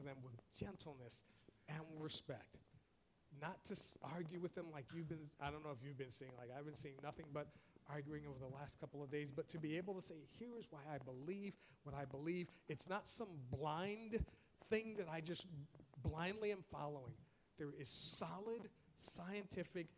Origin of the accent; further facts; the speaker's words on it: New York, United States; I'm from New York